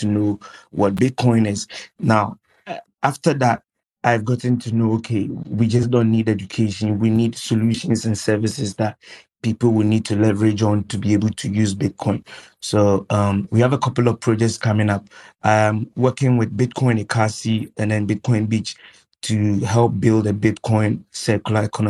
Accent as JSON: {"language": "English", "country": "Ghana", "tie": "born or raised there", "said": "I'm a Ghanaian, born and bred in Ghana, but I have a lot of experience moving around Africa, especially West African countries."}